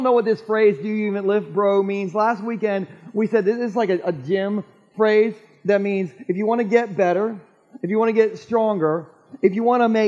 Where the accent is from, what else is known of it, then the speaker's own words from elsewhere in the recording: Gumboro, Delaware, United States; my hometown of Gumboro